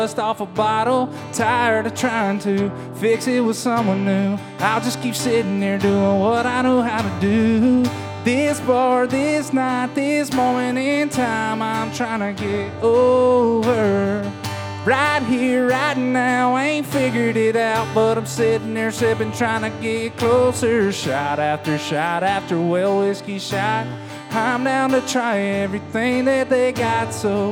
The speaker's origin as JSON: {"language": "English", "town": "Cochran", "region": "Georgia", "country": "United States", "said": "I am from Cochran, Georgia"}